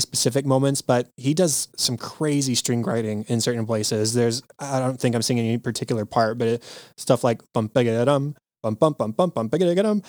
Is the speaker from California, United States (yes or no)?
no; Texas, United States; being a Texan